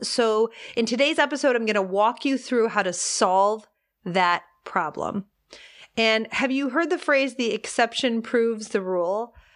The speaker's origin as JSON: {"language": "English", "town": "Detroit", "region": "Michigan", "country": "United States", "tie": "born or raised there", "said": "I grew up in Detroit"}